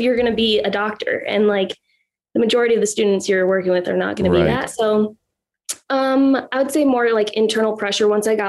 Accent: Minnesota, United States; we're from Minnesota, or I'm from mm-hmm. Minnesota.

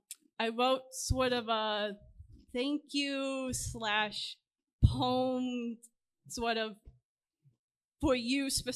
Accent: Chicago, Illinois, United States; I'm from the Chicago area.

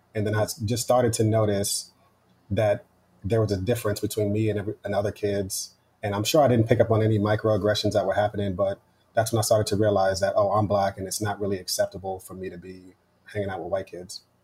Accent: Westchester, New York, United States; also born or lived in Yonkers / New Rochelle; I grew up in Westchester, right outside of the city in New York.

